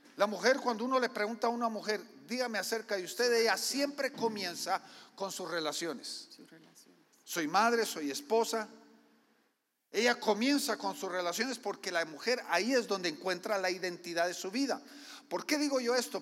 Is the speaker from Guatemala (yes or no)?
yes; Guatemala; yo soy guatemalteco culturalmente, mi esposa es gringa